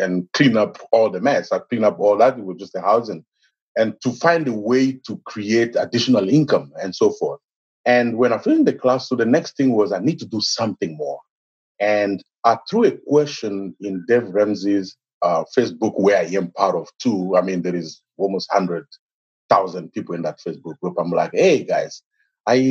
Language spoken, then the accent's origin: English; DR Congo; moved away as an adult; now in United States; I am originally from Congo, Democratic Republic of Congo in Africa. I came in the United States in 2011, about 8 years ago